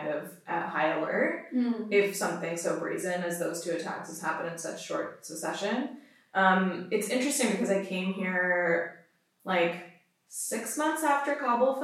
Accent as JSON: {"language": "English", "country": "Pakistan", "said": "myself as a Pakistani"}